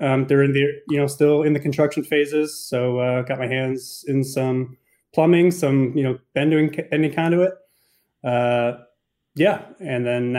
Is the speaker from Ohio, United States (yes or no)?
yes; Cleveland, Ohio, United States; moved away; I grew up in Cleveland, Ohio